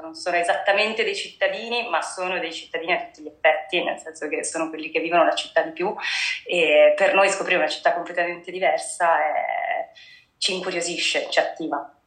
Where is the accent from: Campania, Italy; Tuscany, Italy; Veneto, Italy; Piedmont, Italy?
Veneto, Italy; Treviso; also born or lived in Padua; io sono di Treviso